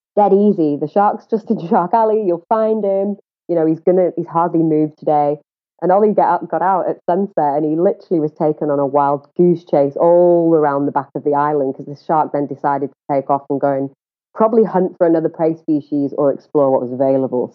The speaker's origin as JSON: {"language": "English", "region": "England", "country": "United Kingdom", "accent": "northern", "moved": "as an adult", "lives_now": "South Africa", "said": "I hail from the UK"}